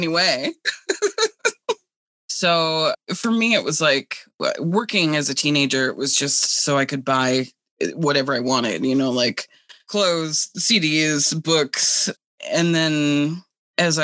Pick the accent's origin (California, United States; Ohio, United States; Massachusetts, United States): Massachusetts, United States; Cape Cod; now in Detroit, United States; I grew up on Cape Cod